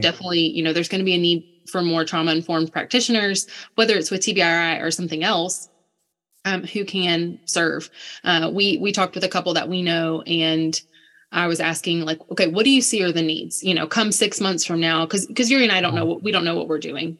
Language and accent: English; United States; moved away; also born or lived in Ukraine; I'm this American girl who says I used to live in Ukraine